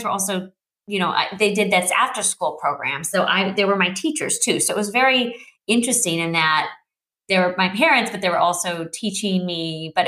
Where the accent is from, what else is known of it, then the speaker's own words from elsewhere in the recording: Santa Cruz, California, United States; I grew up in Santa Cruz, California